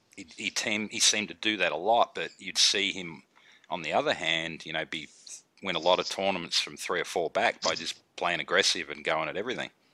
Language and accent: English; Melbourne, Victoria, Australia; moved away; growing up in Melbourne